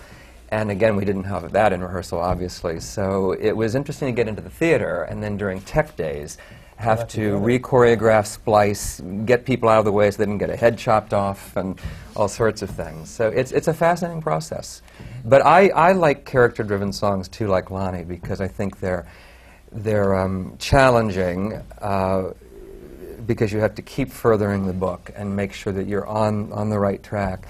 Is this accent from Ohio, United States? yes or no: yes; Columbus, Ohio, United States; moved away as an adult; I came from Ohio, Columbus, Ohio, I was right out of college